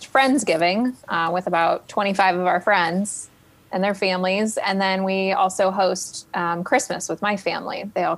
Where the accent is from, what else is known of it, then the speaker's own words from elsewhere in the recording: Cleveland, Ohio, United States; now in Columbus, United States; I'm from Cleveland, east side of Cleveland, where our winters are very snow filled